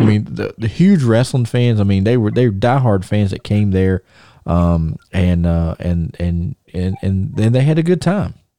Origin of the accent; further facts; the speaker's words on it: Thomasville, United States; I'm in my hometown